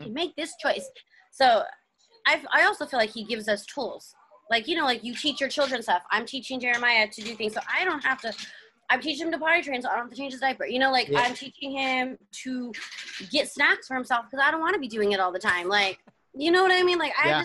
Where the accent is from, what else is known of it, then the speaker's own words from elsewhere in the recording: Glendora, California, United States; also born or lived in Norwalk, California; In fourth grade, we moved to Glendora because my brother went to Rio